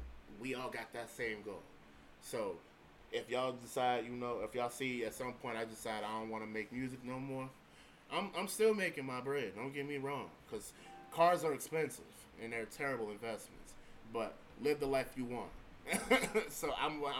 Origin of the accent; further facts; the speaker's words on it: Evergreen Park, Illinois, United States; I'm from Evergreen Park, Illinois